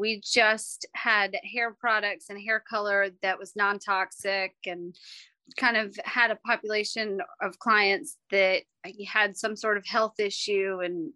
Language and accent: English; North Carolina, United States; also born or lived in New York; I'm originally from New York, but we moved down here in middle school. So I feel like I'm from North Carolina